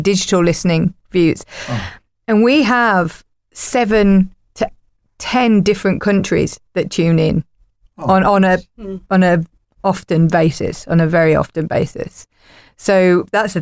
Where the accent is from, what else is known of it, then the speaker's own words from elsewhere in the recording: England, United Kingdom; now in Ireland; I'm an English person